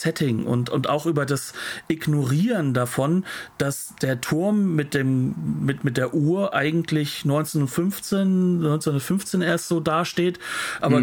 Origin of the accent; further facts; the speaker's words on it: Hesse, Germany; Ich bin Hesse